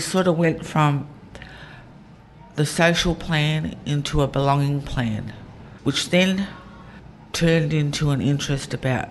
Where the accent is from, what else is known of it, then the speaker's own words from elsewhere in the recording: Sydney, New South Wales, Australia; I was born here on Gadigal Land. Live here, raise my kids here, and my grandchildren as well.